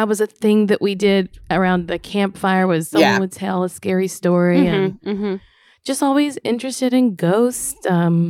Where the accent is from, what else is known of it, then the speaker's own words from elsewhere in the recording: Louisiana, United States; moved away; also born or lived in New York; I am from Louisiana